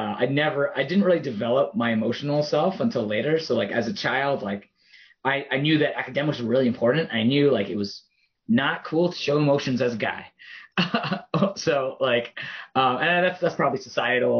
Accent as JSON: {"language": "English", "town": "Toronto", "region": "Ontario", "country": "Canada", "tie": "born or raised there", "said": "I grew up in Toronto. I was born there"}